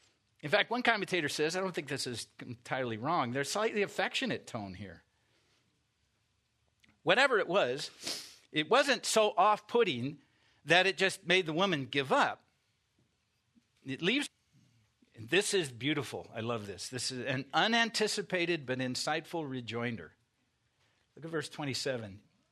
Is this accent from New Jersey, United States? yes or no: no; Iowa, United States; I mean, I grew up in Iowa, not on a farm, but near farmland, and we had dogs, okay?